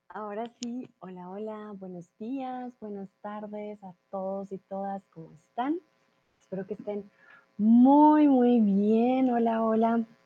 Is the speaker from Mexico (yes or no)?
no; Colombia; now in Germany; soy tutora de español aquí en Chatterbox, soy de Colombia